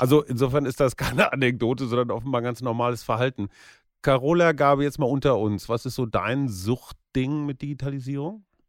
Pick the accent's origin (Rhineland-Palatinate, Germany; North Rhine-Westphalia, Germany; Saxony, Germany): North Rhine-Westphalia, Germany; bei uns in Westfalen